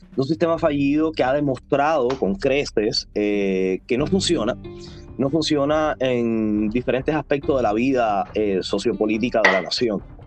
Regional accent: Cuba; now in Netherlands; soy un joven cubano que vive en estos momentos en los Países Bajos, en Holanda

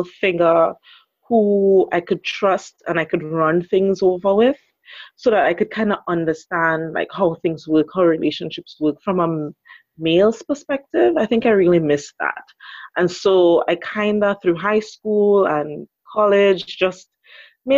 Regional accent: Trinidad & Tobago; I'm from the beautiful Twin Island Republic of Trinidad and Tobago.

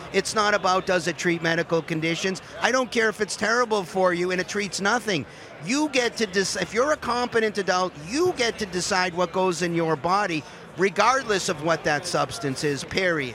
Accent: Massachusetts, United States; I'm from Massachusetts

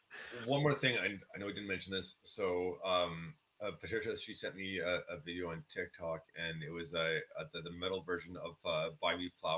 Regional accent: Canada; Do you think I'm slow because I'm from Canada, eh?

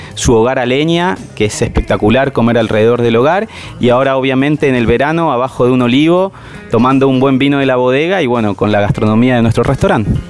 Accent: Buenos Aires, Argentina; moved away as an adult; also born or lived in Mendoza; now in San Rafael, Argentina; yo soy de Buenos Aires, hace 15 años que estoy en Mendoza

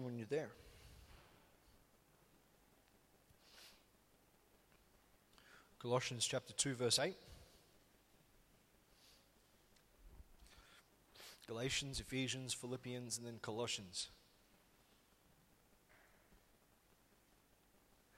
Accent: Solomon Islands; moved away; we grew up in the Solomon Islands

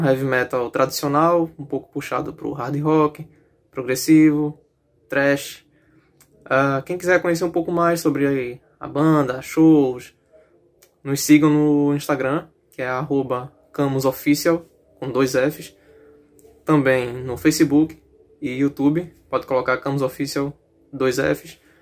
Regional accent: Recife, Pernambuco, Brazil; Nós somos de Recife

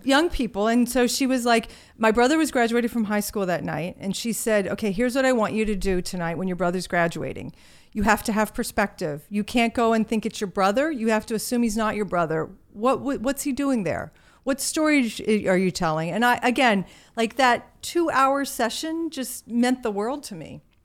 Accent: Virginia, United States; accent: Southern; moved away; I grew up in a small town in Virginia

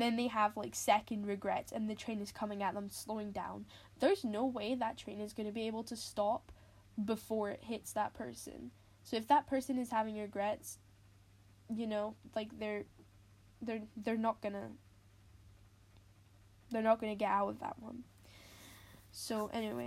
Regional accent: Scotland, United Kingdom; I'm Scottish, and that's in the UK

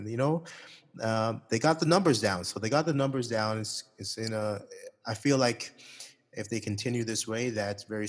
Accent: Toronto, Ontario, Canada; moved away as an adult; now in Saudi Arabia; I'm from Toronto.

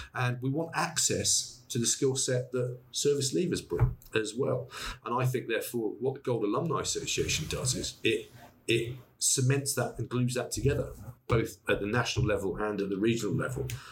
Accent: Wiltshire, South West England, United Kingdom; I'm from Wiltshire

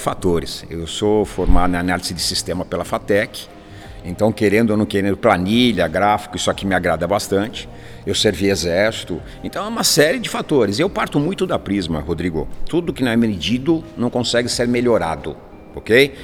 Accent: São Paulo, Brazil; Nasci na Zona Norte, cresci na Zona Norte, estudei na Zona Norte

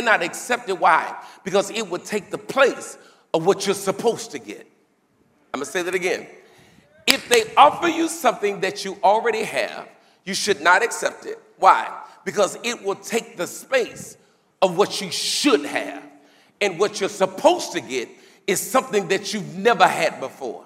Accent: United States; I'm from America

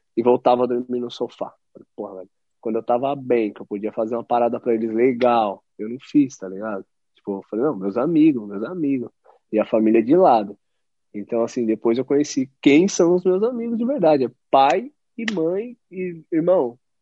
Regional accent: Brazil; moved away as an adult; eu saí daí do Brasil

